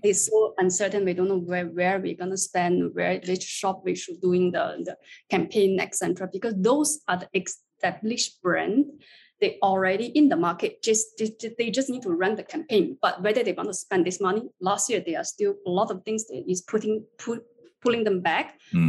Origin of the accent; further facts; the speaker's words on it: China; moved away as an adult; now in Singapore; I would say I'm a China Chinese. I was born and raised in China, but I just stayed in Singapore for the past 16 years.